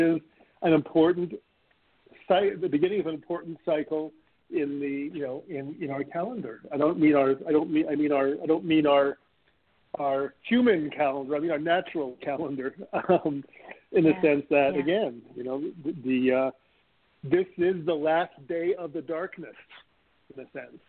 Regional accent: Montreal, Quebec, Canada; moved away; also born or lived in Toronto; Montreal, which is my hometown

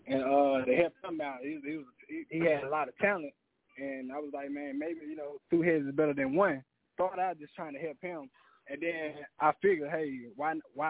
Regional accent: Mississippi, United States; moved away as an adult; now in Texas, United States; I'm from Mississippi

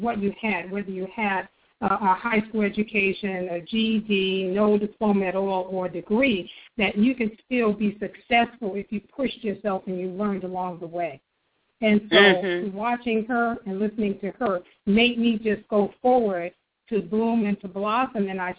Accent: Maryland, United States; also born or lived in Harlem, New York; I like to tell people that I was born and raised in New York, but I grew up in the DMZ, in D.C., Maryland, Virginia, and particularly

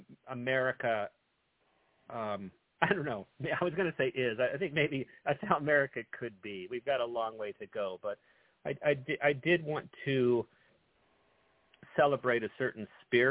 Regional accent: Northern California, United States; I was born and raised in Northern California

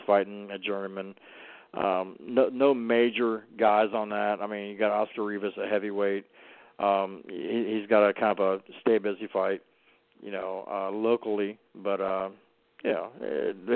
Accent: Cleveland, Ohio, United States; I'm from Cleveland

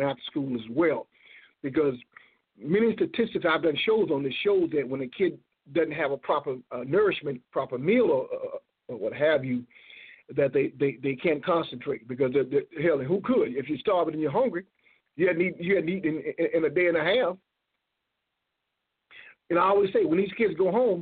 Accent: Florida, United States; I'm from Florida

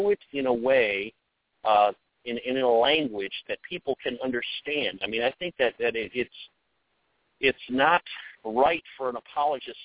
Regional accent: United States; every one of us are Americans

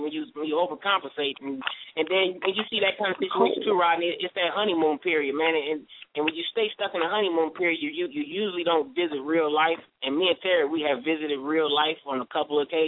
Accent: Detroit, Michigan, United States; I'm from Detroit

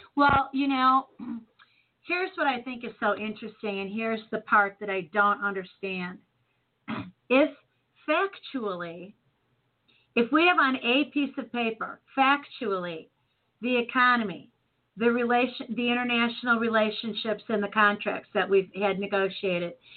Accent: Chicago, Illinois, United States; now in St. Louis, United States; Born and Raised in Chicago

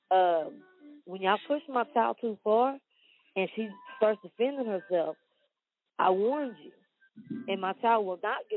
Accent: Wortham, Texas, United States; I grew up in Wortham. I graduated from Wortham.

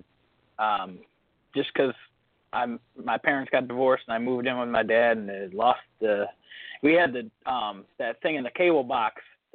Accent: Toledo, Ohio, United States; from Toledo.

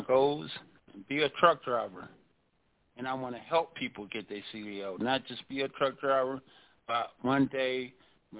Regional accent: DMV, United States; I'm from the DMV, which is Maryland, Virginia, D.C. That's where I'm from.

